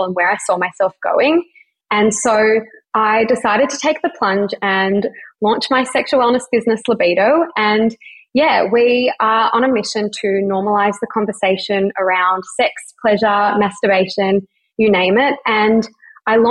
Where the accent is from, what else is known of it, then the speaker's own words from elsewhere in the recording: Melbourne, Victoria, Australia; I'm 29 and I'm from Melbourne